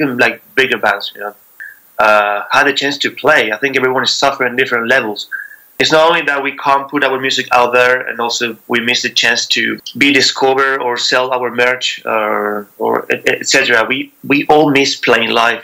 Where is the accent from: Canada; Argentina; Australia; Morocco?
Argentina; Buenos Aires; moved away as an adult; also born or lived in Spain; now in London, United Kingdom; I'm from Argentina, from Buenos Aires.